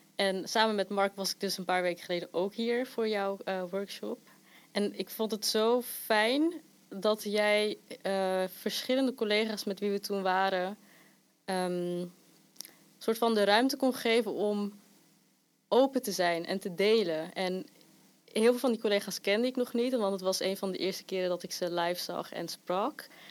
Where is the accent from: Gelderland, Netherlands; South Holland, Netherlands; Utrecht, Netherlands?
South Holland, Netherlands; Rotterdam; waar ik ben opgegroeid, dat is ook hier in Charlo's